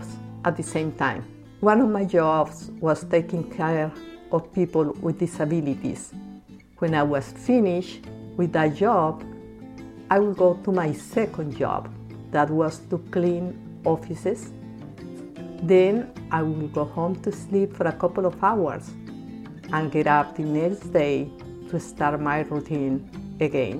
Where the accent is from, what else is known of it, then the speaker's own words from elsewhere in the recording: Bogota, Bogotá Capital District, Colombia; moved away as an adult; now in United States; I was born and raised in Bogota, Colombia